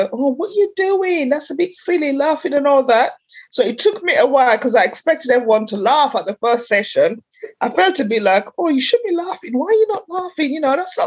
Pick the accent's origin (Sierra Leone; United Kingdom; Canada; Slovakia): Sierra Leone; I was born in Sierra Leone in West Africa